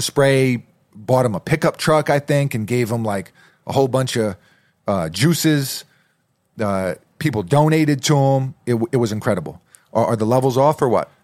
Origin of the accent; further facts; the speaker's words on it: New York City, New York, United States; moved away; also born or lived in New Jersey / Massachusetts; growing up in New York City, lived in Jersey for a while, went to school up in Massachusetts.